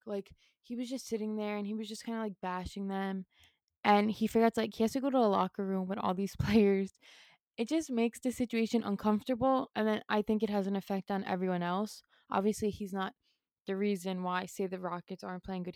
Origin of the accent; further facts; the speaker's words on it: New York City, New York, United States; I was born and raised in New York City